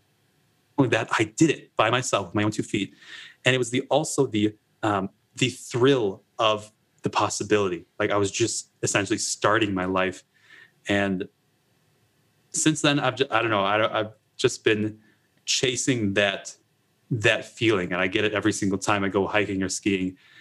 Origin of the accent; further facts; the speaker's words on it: Wisconsin, United States; I grew up in Wisconsin